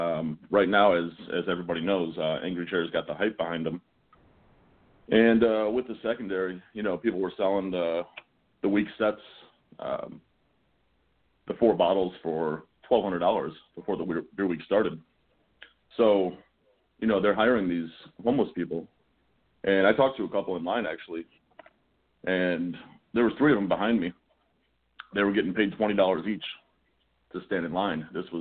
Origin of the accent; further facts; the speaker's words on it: Chicago, Illinois, United States; now in Tampa, United States; I've been down here 24 years. I'm originally from Chicago